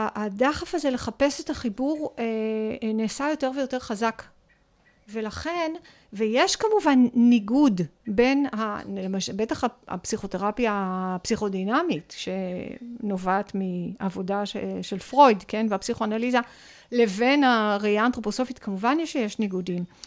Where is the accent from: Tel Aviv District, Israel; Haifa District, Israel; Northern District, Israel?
Northern District, Israel; Sha'ar HaGolan; גדלתי בחינוך משותף בקיבוץ. אני כן. בת קיבוץ, שער הגולן